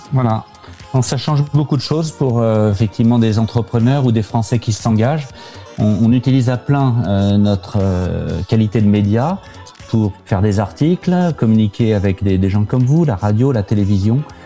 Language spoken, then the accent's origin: French; Normandy, France; moved away as an adult; also born or lived in Paris / Shanghai; now in Hong Kong; j'ai passé mon enfance en Normandie